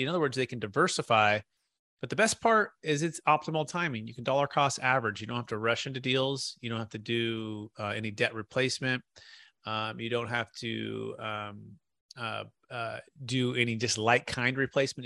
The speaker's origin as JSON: {"language": "English", "area": "Bay Area, Silicon Valley", "region": "California", "country": "United States", "tie": "born or raised there", "also_born_or_lived": "Sacramento, California", "said": "Growing up in the Bay Area"}